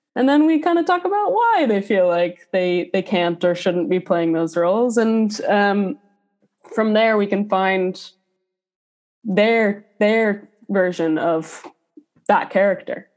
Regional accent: Minneapolis, Minnesota, United States; moved away as an adult; also born or lived in Boston, Massachusetts; now in Dublin, Ireland; I'm originally from Minneapolis, Minnesota

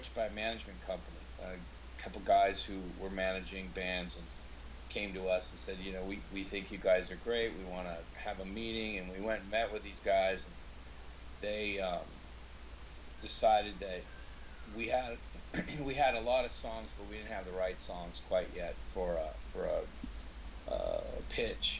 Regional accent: Seattle, Washington, United States; I grew up in Seattle

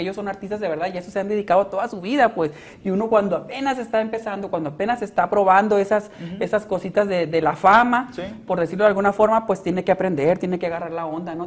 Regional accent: Hermosillo, Sonora, Mexico; also born or lived in Mexico City; regresarme para acá para Hermosillo

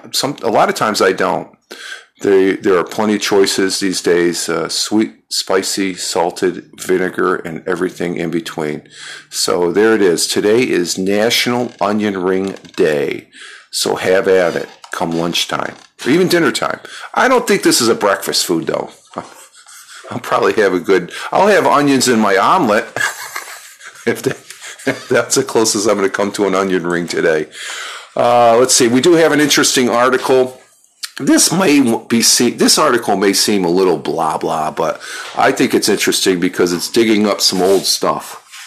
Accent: upstate New York, United States; also born or lived in Minnesota; I was born in Minnesota. I grew up here. The family moved out here from Minnesota back when I was 5 years old. So, but I grew up here, so I consider myself a New Yorker, sort of an immigrant into New York.

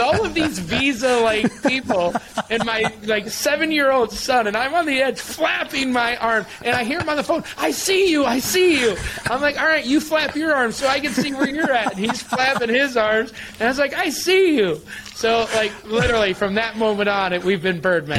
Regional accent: Michigan, United States; I grew up in Michigan

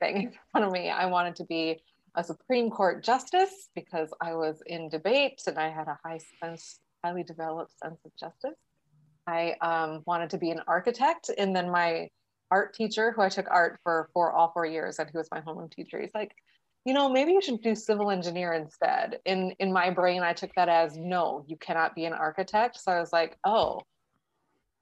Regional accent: Milbank, South Dakota, United States; now in Sioux Falls, United States; I live in Sioux Falls, South Dakota. I grew up in this small town called Milbank, like 3,200 people at its peak, maybe

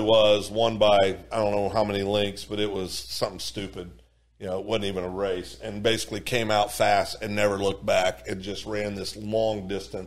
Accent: Eureka, Kansas, United States; where I grew up in Eureka, Kansas

